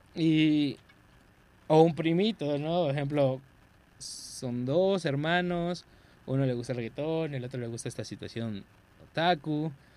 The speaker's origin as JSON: {"language": "Spanish", "country": "Mexico", "said": "como mexicano"}